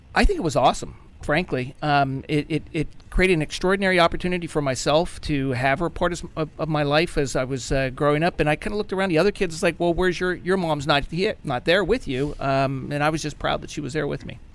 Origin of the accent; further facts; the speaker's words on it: Clarksburg, West Virginia, United States; I grew up in Clarksburg, West Virginia